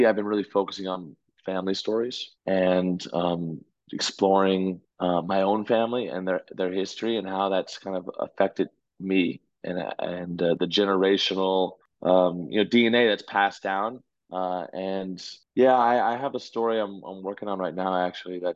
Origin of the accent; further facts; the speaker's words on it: Connecticut, United States; also born or lived in Orlando, Florida; now in New York, United States; when I was six, I moved to Connecticut and raised most of my life there.